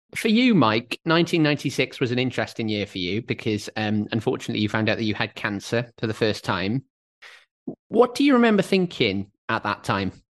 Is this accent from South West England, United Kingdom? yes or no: no; Wales, United Kingdom; I said, "Wales."